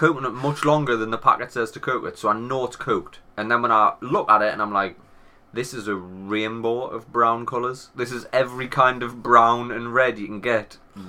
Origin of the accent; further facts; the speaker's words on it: England, United Kingdom; I'm an Englishman.